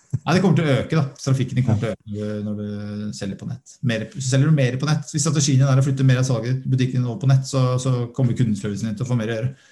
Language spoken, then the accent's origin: Norwegian; Norway; vi er nordmenn